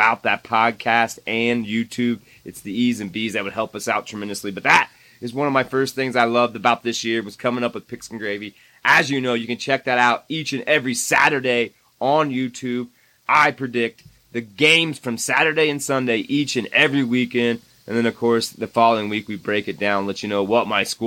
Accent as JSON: {"language": "English", "region": "Indiana", "country": "United States", "tie": "born or raised there", "moved": "yes", "said": "my home state of Indiana"}